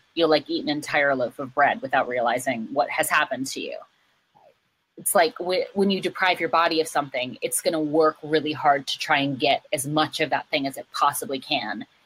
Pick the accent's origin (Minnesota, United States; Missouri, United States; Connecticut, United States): Minnesota, United States; Minneapolis–Saint Paul; moved away; In Minnesota. In the Twin Cities